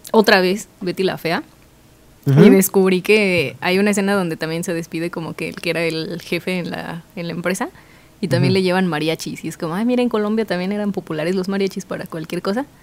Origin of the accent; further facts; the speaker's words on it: Mexico; casarnos como ah, mexicanos, nos van a correr de México